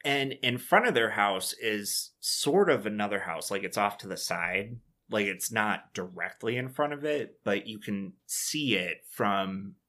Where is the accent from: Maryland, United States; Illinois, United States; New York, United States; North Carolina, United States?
New York, United States; Dunkirk; I remember it's a 3-hour drive from where I grew up in Dunkirk.